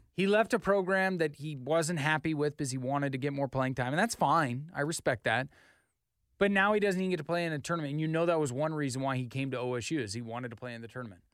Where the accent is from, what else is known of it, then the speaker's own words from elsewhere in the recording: Idaho, United States; I'm from Idaho